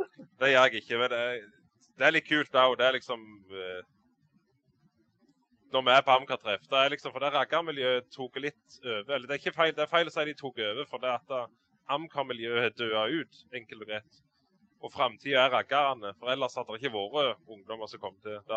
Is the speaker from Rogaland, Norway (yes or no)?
yes; Varhaug, Rogaland, Norway; jeg er fra Varhaug på Jæren, sør for Bryne.